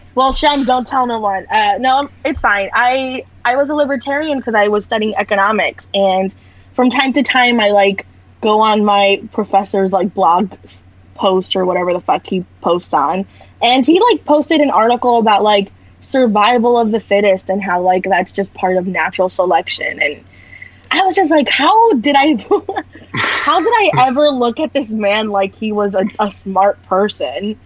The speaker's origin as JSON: {"language": "English", "town": "Orlando", "region": "Florida", "country": "United States", "said": "I'm from Florida. I'm from Orlando"}